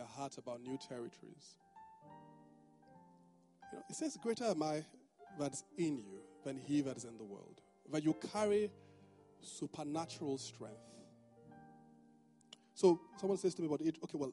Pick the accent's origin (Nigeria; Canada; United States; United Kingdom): Nigeria; Benin City, Edo; now in Lagos, Nigeria; this is just my Benin man side.